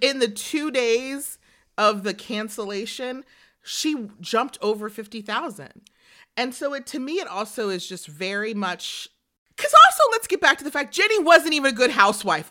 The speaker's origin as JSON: {"language": "English", "region": "the South", "country": "United States", "tie": "born or raised there", "said": "I grew up in the South."}